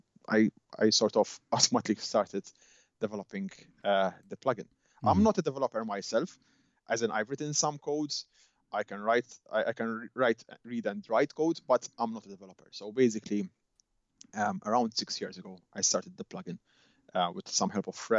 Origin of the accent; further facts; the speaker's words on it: Malta; now in Edinburgh, United Kingdom; I'm originally from Malta